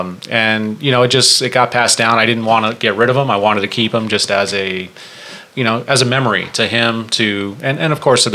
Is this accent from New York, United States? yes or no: no; Torrance, California, United States; Okay. I'm from Los Angeles. Actually, I was born and raised in L.A.